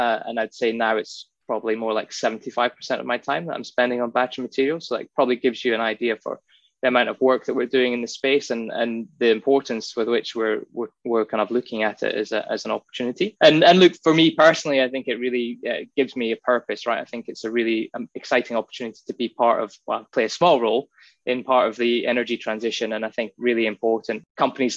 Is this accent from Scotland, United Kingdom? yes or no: yes; Inverness, Scotland, United Kingdom; now in Western Australia, Australia; I was born in the Highlands of Scotland in a place